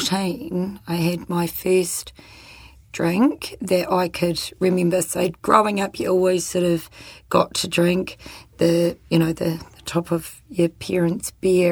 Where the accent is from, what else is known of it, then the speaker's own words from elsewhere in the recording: New Zealand; also born or lived in Christchurch, New Zealand / Whangarei, New Zealand / Hamilton, New Zealand / Rangiora, New Zealand; I was born in Christchurch and then moved up to Whangarei. Yes. In Hamilton. Yes. And then when I was 12, we moved down to Rangiora.